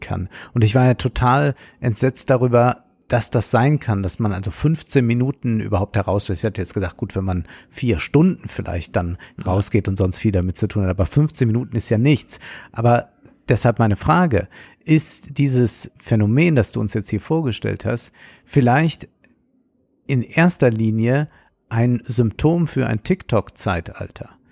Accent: Rhineland-Palatinate, Germany; Ich bin ja Rheinland-Pfälzer, obwohl man Rheinland-Pfälzer nicht sein kann, man ist Rheinländer

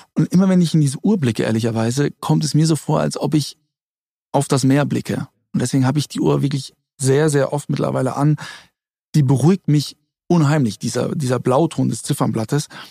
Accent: Germany; ich bin in Deutschland geboren

